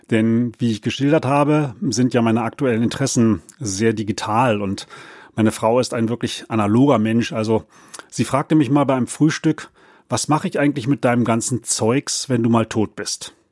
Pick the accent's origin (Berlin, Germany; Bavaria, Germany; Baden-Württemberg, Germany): Berlin, Germany; Aufgewachsen bin ich in Berlin-Spandau und über meinen Vater, der Kirchenmusiker war, bin ich mit Chormusik groß geworden.